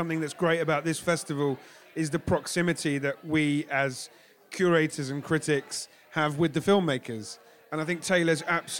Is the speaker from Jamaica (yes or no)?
yes; Jamaica; It was very powerful for me as a Jamaican to see parts of that country on screen in a way that I've not seen rendered before.